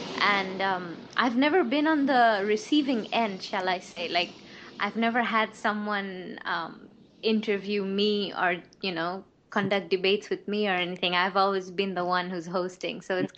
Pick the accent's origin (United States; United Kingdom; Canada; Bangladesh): Bangladesh; first language Bengali; English is a second language; English is not my first language. It's Bangla.